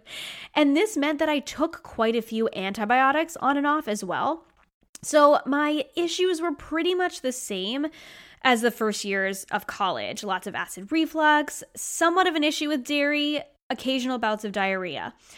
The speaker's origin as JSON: {"language": "English", "region": "Rhode Island", "country": "United States", "tie": "born or raised there", "moved": "yes", "said": "I was born and raised in Rhode Island, and I moved away and came back."}